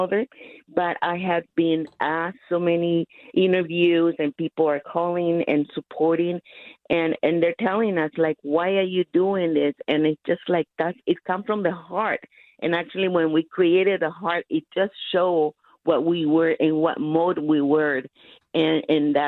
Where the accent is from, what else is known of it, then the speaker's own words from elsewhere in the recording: Nicaragua; now in Los Angeles, United States; I was born in Nicaragua